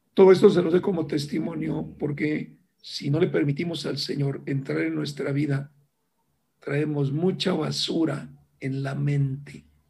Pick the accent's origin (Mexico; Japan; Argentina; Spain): Mexico; Ciudad Valles, San Luis Potosí; yo soy originario de Ciudad Valle, San Luis Potosí, una pequeña ciudad en aquel tiempo